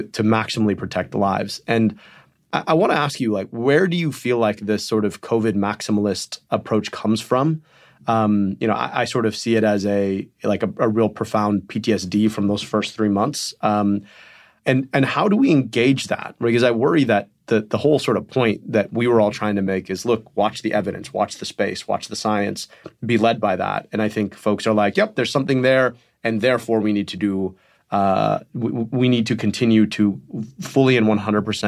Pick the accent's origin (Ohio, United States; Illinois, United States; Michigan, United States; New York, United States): Michigan, United States; In Michigan, my home state